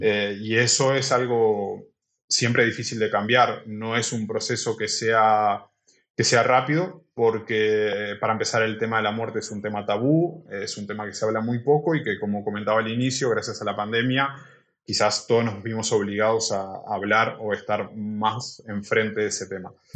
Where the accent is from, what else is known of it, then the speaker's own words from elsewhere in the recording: Uruguay; moved away as an adult; now in Barcelona, Spain; soy de Uruguay, vine aquí a Barcelona hace cinco años